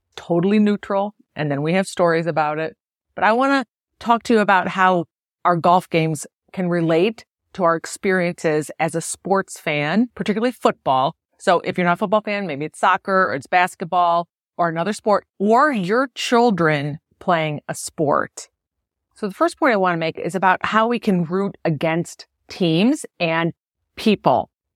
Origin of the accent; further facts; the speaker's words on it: Buffalo, New York, United States; I'm from Buffalo